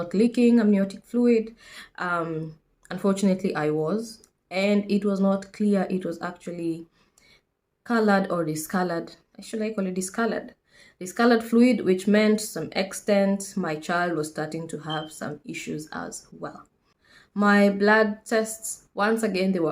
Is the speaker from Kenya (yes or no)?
yes; Kenya; moved away as an adult; now in United Kingdom; I am a Kenyan nurse currently based in the UK